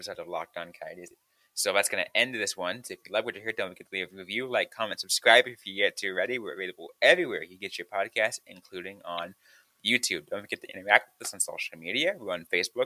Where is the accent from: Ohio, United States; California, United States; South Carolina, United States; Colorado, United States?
California, United States; San Jose; my hometown of San Jose